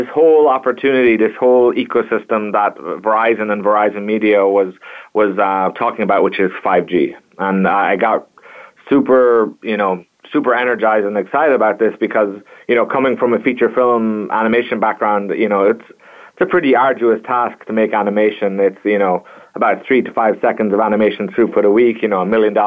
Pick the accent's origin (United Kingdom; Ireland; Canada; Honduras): Ireland; Kilkenny, Leinster; moved away as an adult; also born or lived in Virginia, United States; I hail from Kilkenny, Ireland